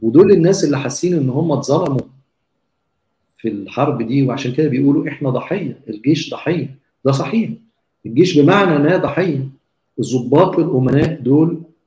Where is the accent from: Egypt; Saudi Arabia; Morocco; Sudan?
Egypt; إحنا كمصريين